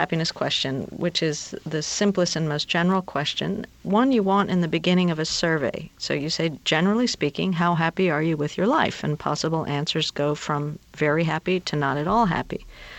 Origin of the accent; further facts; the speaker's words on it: Peru; This is well before I worked on happiness, and I'm from Peru